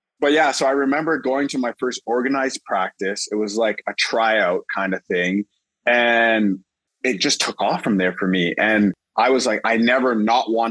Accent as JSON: {"language": "English", "town": "Toronto", "region": "Ontario", "country": "Canada", "said": "I'm from Toronto"}